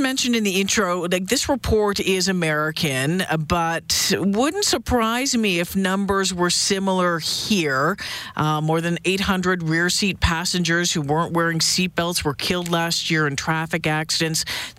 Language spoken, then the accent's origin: English; Ontario, Canada; Yeah, and you know what? I grew up in Ontario as well.